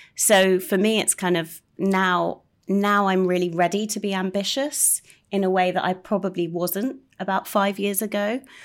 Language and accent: English; United Kingdom; being quite British